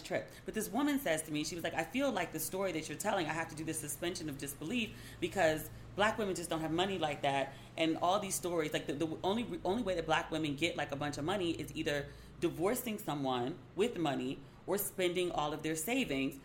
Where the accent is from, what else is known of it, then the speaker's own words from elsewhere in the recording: Maryland, United States; I'm from Maryland